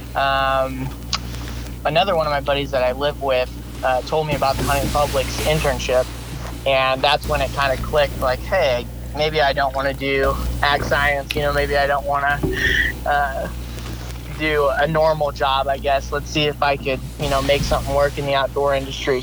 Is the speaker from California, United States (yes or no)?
no; Northeast Missouri, United States; I grew up in Northeast Missouri. I've lived where I go to college in my hometown. Okay. Um, so I've always lived here in Northeast Missouri